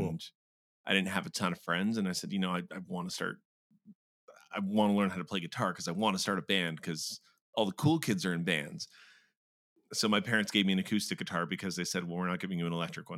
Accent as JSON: {"language": "English", "town": "Brampton", "region": "Ontario", "country": "Canada", "tie": "born or raised there", "also_born_or_lived": "Mexico", "said": "I was born in Mexico. We moved back and forth for the better chunk of the first half of my life. And then we eventually landed in Brampton, just because that's the easiest way to put it. So just kind of in the GTA."}